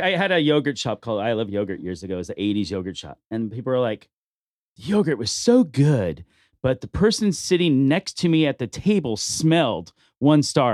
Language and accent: English; Bakersfield, California, United States; now in Las Vegas, United States; I grew up in Bakersfield